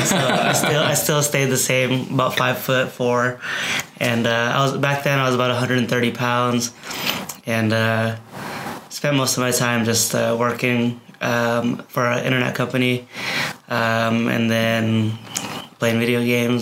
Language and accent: English; Pendleton, Oregon, United States; I grew up in Eastern Oregon, in Pendleton, Oregon.